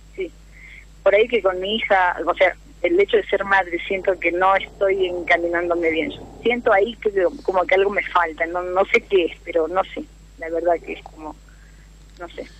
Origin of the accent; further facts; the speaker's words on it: Humahuaca, Jujuy, Argentina; now in Mar del Plata, Argentina; soy de Jujuy, de la quebrada de Mahuaca